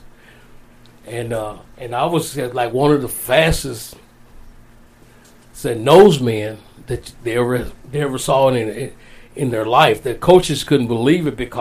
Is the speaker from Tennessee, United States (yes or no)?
yes; Union City, Tennessee, United States; my hometown of Union City, Tennessee, as a kid